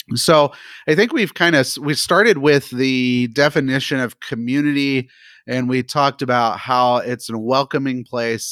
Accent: United States; as an American

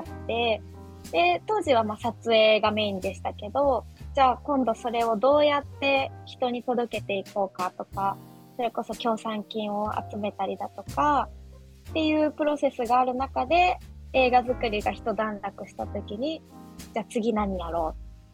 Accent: Mishima, Shizuoka, Japan; 生まれも育ちも三島っていうところで

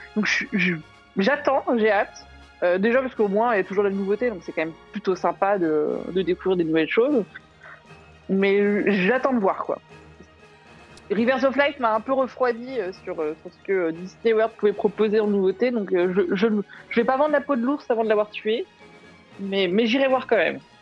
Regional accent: Brittany, France; je suis bretonne

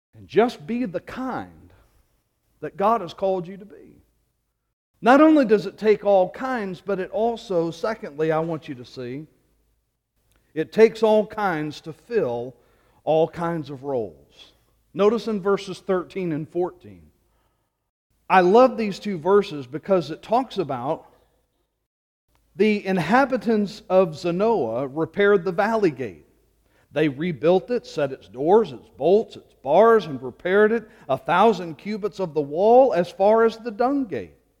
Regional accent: Louisiana, United States; moved away; Growing up in Louisiana and being a graduate of L S U

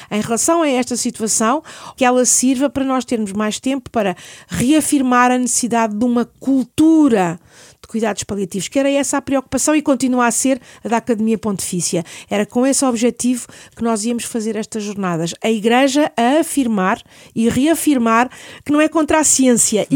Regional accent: Lisbon, Portugal; eu sou nascida e criada em Lisboa

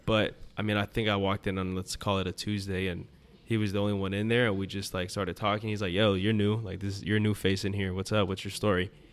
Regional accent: Coral Gables, Florida, United States; I'm from the Gables

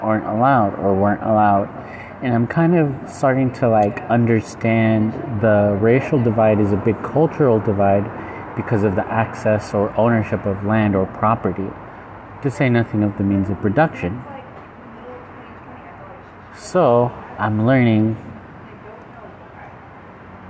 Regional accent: United States; I'm American

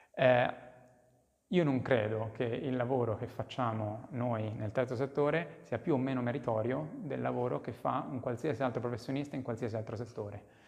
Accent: Monzano, Italy; moved away; nel, nel, nel, mio paese

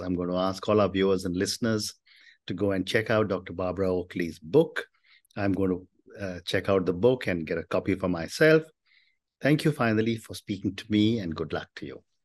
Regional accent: India; as an Indian, from the time I was a child, we were never allowed to give up maths

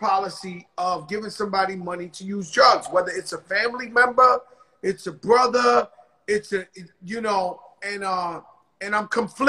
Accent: New York, United States; That's where I'm from.

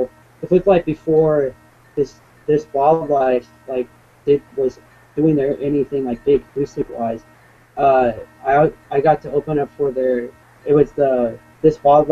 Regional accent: West Coast, United States; I try to play as much shows as I can out here in my hometown

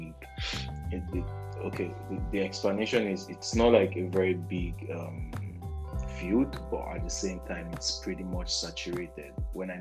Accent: Abia, Nigeria; I'm Igbo. I'm from Abia State, Nigeria

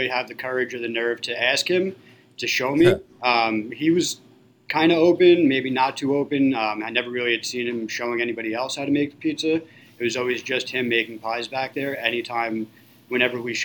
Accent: Levittown, New York, United States; I was born and raised in Levittown, actually, and I was lucky enough to be able to open up a business, my first pizzeria, in the town that I was born and raised

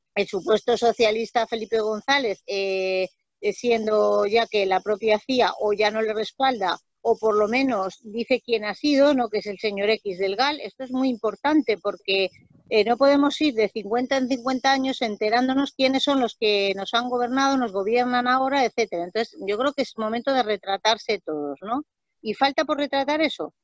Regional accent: Extremadura, Spain; yo soy extremeña

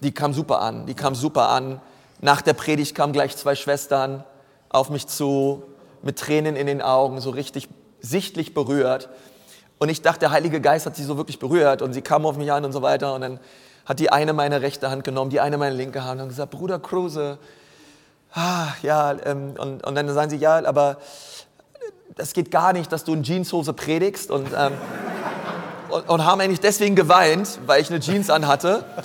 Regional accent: Berlin, Germany; moved away as an adult; also born or lived in Franconia; Ich bin Berliner

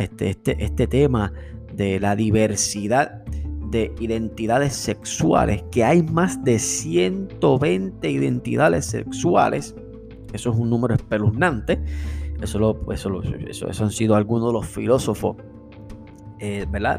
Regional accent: Puerto Rico; nosotros como puertorriqueños

